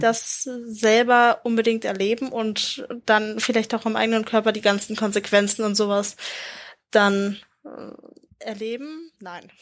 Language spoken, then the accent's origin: German; Germany; als Deutscher